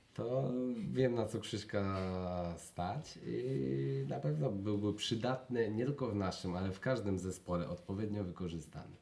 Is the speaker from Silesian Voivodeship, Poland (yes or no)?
yes; Jaworzno, Silesian Voivodeship, Poland; w Jaworznie u mnie na Śląsku o profilu koszykówki